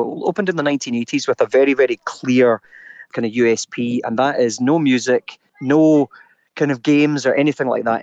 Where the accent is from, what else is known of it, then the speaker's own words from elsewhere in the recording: Scotland, United Kingdom; Me being typically Scottish